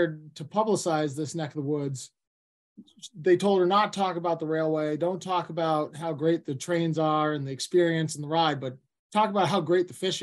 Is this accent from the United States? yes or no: yes; New Portland, Maine, United States; moved away as an adult; also born or lived in Maryland; I grew up right in New Portland, and I went away, as they say, after I went to college for wildlife, and I worked all over the country, but I lived in Maryland for a while